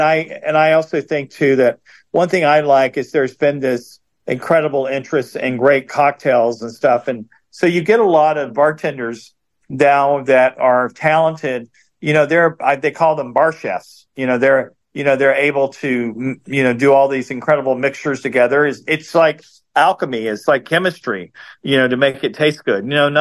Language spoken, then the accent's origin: English; the South, United States; And I grew up in the South